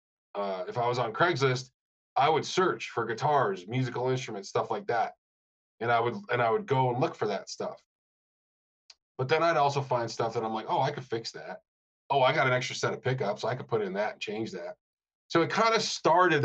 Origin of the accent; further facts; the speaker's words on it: Rochester, New York, United States; moved away; also born or lived in Denver; where I grew up in Rochester, I was about a mile, little over a mile from the original MXR